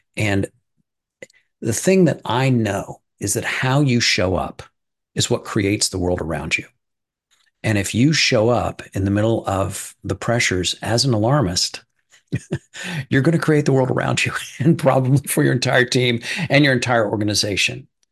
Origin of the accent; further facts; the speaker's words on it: Midwest, United States; I'm from the Midwest